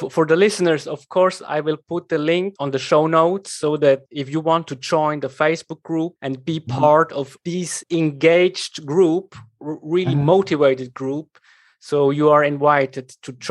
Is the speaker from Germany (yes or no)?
no; Switzerland; I come from Switzerland, right?